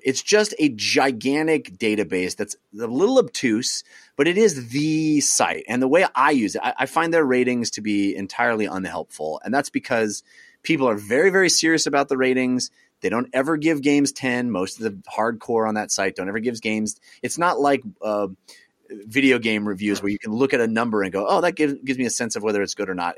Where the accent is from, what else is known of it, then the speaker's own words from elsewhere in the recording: East Bay, California, United States; I grew up in the East Bay area in the eighties, in the late eighties, early nineties